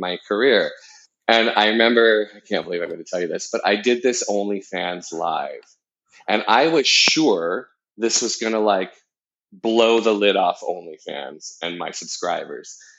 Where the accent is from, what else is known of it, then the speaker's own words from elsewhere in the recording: Southern Orange County, California, United States; being a gay kid growing up in Southern Orange County